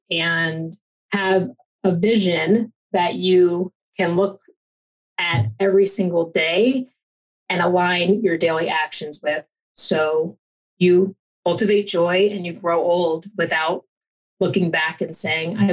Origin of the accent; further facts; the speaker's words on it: East Coast, United States; moved away as an adult; also born or lived in Fort Lauderdale, Florida; now in Colorado, United States; I'm an East Coast Italian